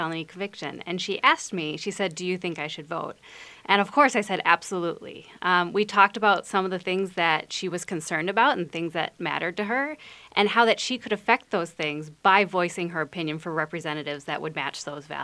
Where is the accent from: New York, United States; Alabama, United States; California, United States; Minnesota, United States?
Minnesota, United States; Plymouth; I grew up in Plymouth